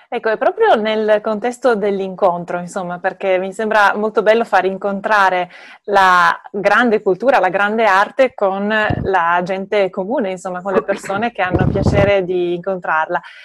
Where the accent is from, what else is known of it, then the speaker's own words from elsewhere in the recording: Turin, Piedmont, Italy; also born or lived in Venice; torinese, sono comunque laureata a Ca'